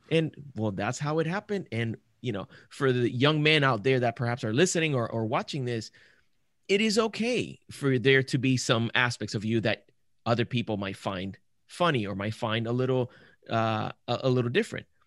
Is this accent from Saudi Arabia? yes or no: no; Puerto Rico; I grew up in Puerto Rico